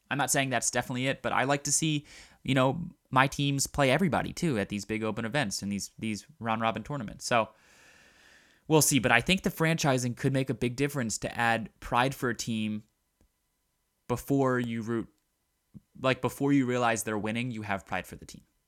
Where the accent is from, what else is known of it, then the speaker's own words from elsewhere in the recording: Baltimore, Maryland, United States; I'm from Baltimore